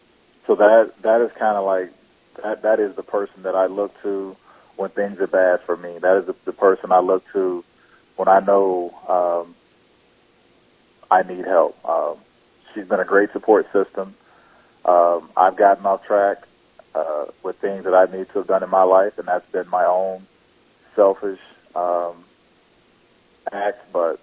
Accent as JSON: {"language": "English", "town": "Texarkana", "country": "United States", "tie": "born or raised there", "said": "there's a guy from my hometown back in Texarkana that followed me throughout sports."}